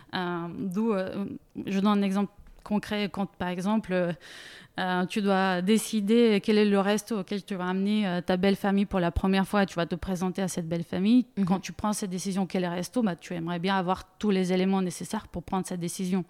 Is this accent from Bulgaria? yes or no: yes; Bulgaria; French is a second language; moved away as an adult; also born or lived in Munich, Germany / Grenoble, France; now in France; je viens d'origine bulgare, je suis née en Bulgarie. À 19 ans, j'ai décidé de faire mes études en Allemagne